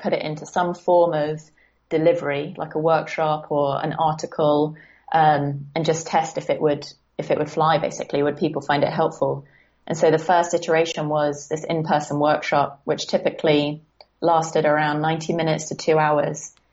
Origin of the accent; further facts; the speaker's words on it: Guildford, South East England, United Kingdom; also born or lived in San Francisco / London; I'm actually in a town slightly south of London called Guildford. And um, yeah, this is kind of where I was born and raised